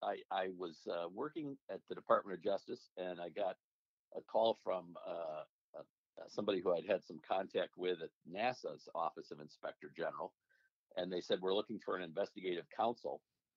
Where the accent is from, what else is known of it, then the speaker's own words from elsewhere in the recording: Beverly Hills, Michigan, United States; So I grew up in Oakland County, a little village, Beverly Hills, between Birmingham and Southfield.